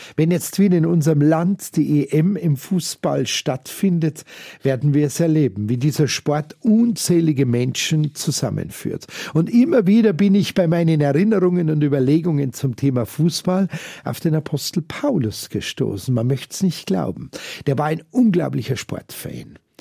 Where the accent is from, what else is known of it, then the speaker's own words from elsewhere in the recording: Munich, Bavaria, Germany; hier bei uns in München-Giesing